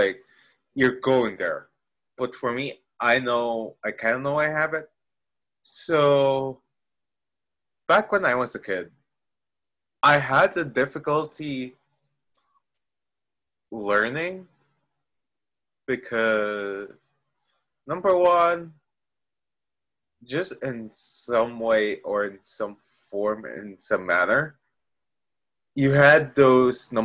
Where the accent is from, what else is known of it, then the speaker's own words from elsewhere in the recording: Philippines; I'm Filipino